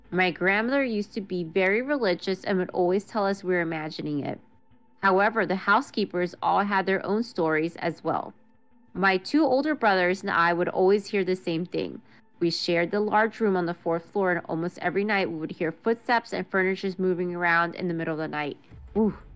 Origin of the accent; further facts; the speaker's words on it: Maryland, United States; I was born and raised in Montgomery County, Maryland. Woo! Shout out Moco.